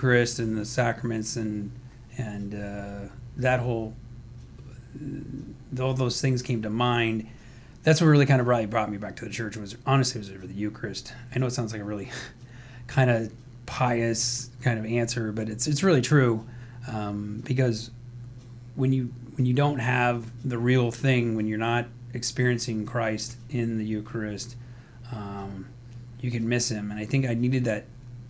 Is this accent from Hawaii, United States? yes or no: yes; Hawaii, United States; I was born in Hawaii. Was adopted when I was 2